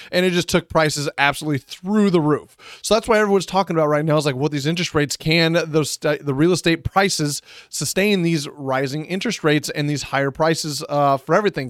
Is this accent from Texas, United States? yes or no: yes; San Antonio, Texas, United States; my hometown of San Antonio